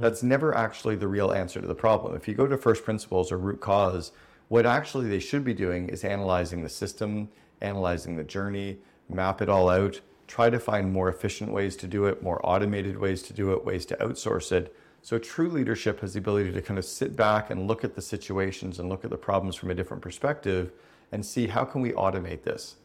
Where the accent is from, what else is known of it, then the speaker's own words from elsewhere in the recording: Canada; I grew up in Canada